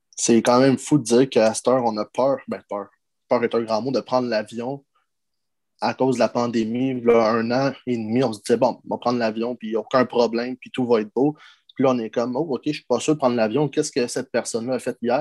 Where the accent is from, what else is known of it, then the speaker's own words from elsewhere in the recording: Montreal suburbs, Quebec, Canada; on vient de la banlieue, on vient de la rive de Montréal